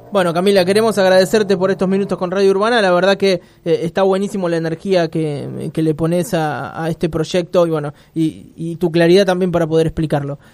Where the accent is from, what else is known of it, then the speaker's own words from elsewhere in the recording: Argentina; los argentinos somos irrecuperables